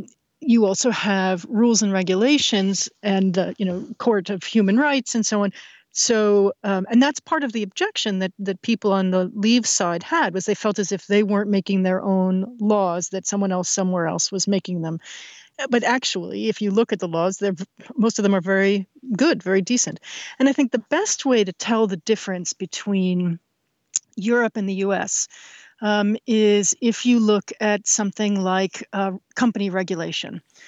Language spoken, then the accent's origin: English; New York, United States; But listen, but I grew up in New York.